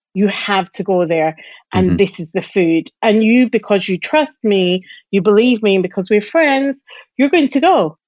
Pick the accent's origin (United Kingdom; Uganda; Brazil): United Kingdom; Glasgow, Scotland; accent: Glasgow; now in London, United Kingdom; So my accent is definitely softer than it would be if I was living in Glasgow. However, we have a Glasgow contingent in London.